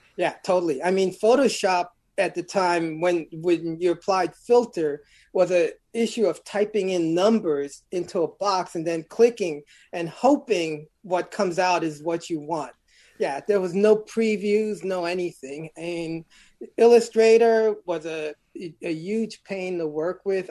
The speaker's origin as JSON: {"language": "English", "town": "New York City", "region": "New York", "country": "United States", "tie": "born or raised there", "said": "I'm originally from Brooklyn, New York, born in Bedford Stuyvesant."}